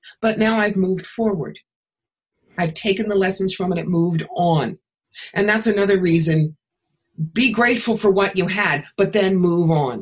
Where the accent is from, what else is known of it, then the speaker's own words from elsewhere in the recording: New York, United States; moved away; also born or lived in Atlanta; I was living in Atlanta at the time, and I'm from New York.